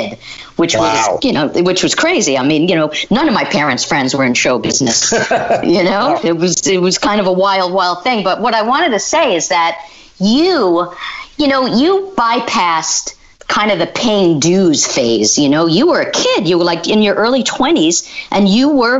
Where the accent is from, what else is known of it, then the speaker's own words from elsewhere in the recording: Bellmore, New York, United States; I grew up in Long Island. I grew up in Belmore